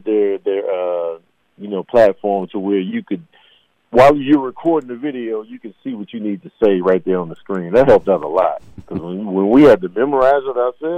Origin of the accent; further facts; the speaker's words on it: Chicago, Illinois, United States; I'm from Chicago